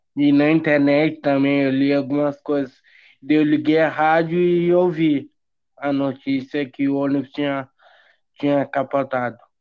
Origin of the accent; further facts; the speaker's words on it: Bagé, Rio Grande do Sul, Brazil; now in Pelotas, Brazil; eu não sou daqui, né? Eu nasci em Bagé. Daí ah. eu, eu vim morar aqui